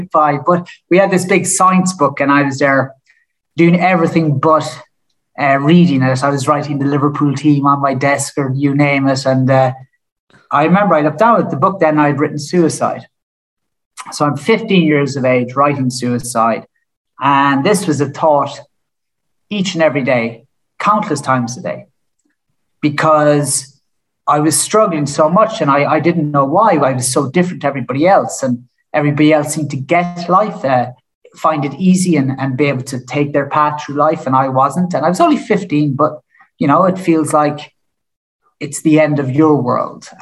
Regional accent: Killarney, Munster, Ireland; moved away; I'm from Killarney. Lucky enough to grow up in Killarney

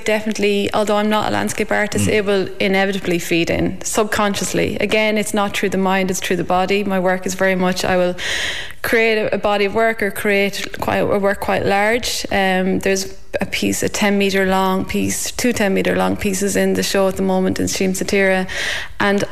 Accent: County Longford, Ireland; moved away as an adult; also born or lived in Australia; now in Ballinskelligs, Ireland; I'm originally from Edristown in Longford

